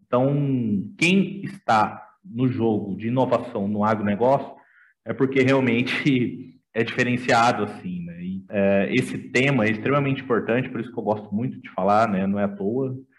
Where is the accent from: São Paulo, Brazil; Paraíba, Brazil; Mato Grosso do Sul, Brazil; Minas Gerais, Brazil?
Mato Grosso do Sul, Brazil; Campo Grande; voltei para minha terra natal, que é Campo Grande, tá? Sou de Mato Grosso do Sul